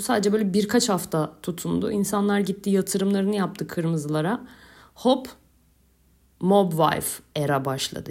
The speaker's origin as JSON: {"language": "Turkish", "region": "Istanbul", "country": "Turkey", "moved": "as an adult", "lives_now": "Kaş, Turkey", "said": "Ben beş kuşak İstanbulluyum."}